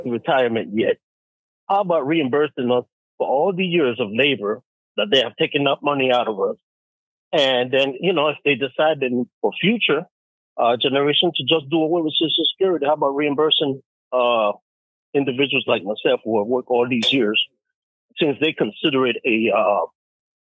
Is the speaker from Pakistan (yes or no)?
no; Panama; moved away as an adult; now in United States; I'm from Panama